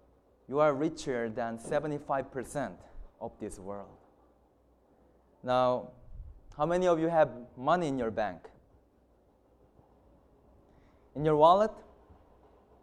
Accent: South Korea; English is a second language; moved away as an adult; I'm from South Korea, and I have studied in Heartland College for 4 years

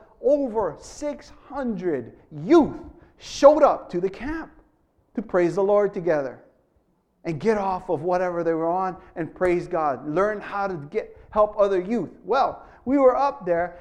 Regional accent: Hawaii, United States; I'm from Hawaii

